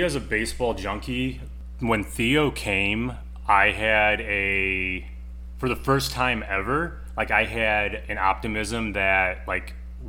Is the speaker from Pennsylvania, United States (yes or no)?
no; Crown Point, Indiana, United States; I grew up in Northwest Indiana, a town called Crown Point